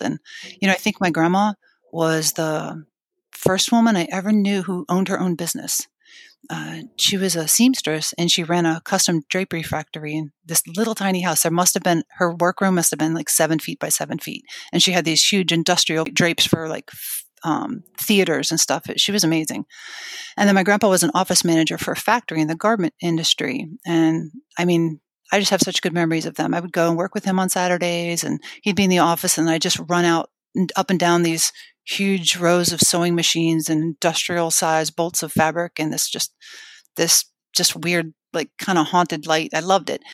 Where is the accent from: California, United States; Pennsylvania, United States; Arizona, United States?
Pennsylvania, United States; Scranton; I was born in Scranton, Pennsylvania.